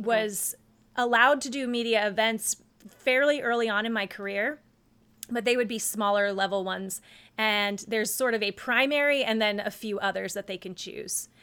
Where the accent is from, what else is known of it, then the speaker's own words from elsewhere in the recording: North Carolina, United States; I grew up in North Carolina